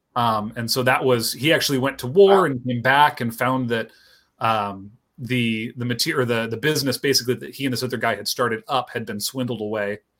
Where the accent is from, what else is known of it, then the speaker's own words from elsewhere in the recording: Pacific Northwest, United States; I grew up here in the Pacific Northwest